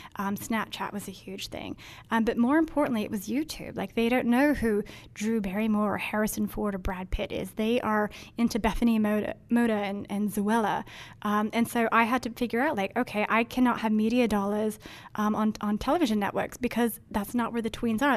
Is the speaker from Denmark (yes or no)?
yes; Denmark; moved away; I grew up in Denmark where it's all bikes